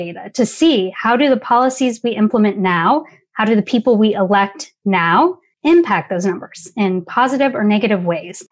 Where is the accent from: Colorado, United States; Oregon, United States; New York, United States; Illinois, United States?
Oregon, United States; moved away; also born or lived in Washington, D.C.; I am originally from Oregon, moved out to Washington